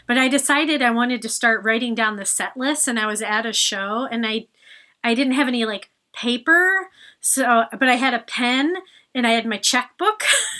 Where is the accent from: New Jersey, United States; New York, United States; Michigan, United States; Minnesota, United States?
Michigan, United States; about 45 minutes from Ann Arbor; now in Chicago, United States; And they played in Ann Arbor, Michigan, which is where the University of Michigan is. And I grew up about 45 minutes away from there. And I was 17 at the time.